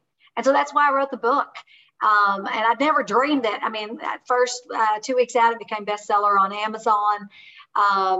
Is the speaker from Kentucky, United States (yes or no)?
yes; Kentucky, United States; I am a hillbilly from Kentucky.